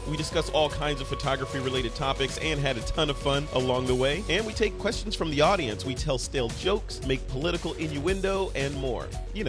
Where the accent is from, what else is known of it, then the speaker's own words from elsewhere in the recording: Chicago, Illinois, United States; since I was in Chicago speaking at the Out of Chicago conference, and I'm from Chicago